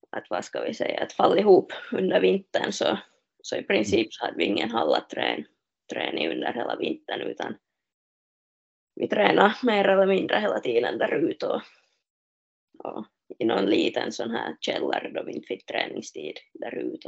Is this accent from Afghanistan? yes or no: no; Smedsby, Ostrobothnia, Finland; moved away as an adult; now in Kuopio, Finland; där jag är hemma i Smesby